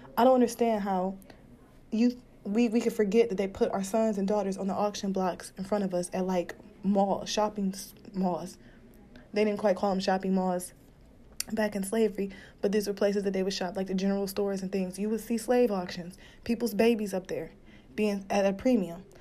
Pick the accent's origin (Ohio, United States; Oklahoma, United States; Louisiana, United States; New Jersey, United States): Ohio, United States; Cleveland; also born or lived in Detroit, Michigan; my hometown from Cleveland